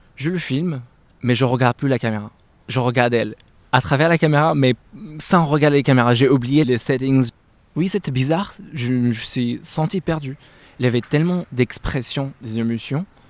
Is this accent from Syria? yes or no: yes; Aleppo, Aleppo Governorate, Syria; moved away; je suis né à Alep, euh, Syrie